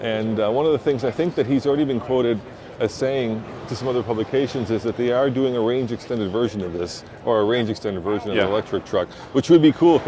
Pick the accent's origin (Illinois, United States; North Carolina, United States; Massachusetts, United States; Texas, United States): Illinois, United States; Chicago; now in Denver, United States; I grew up in Chicago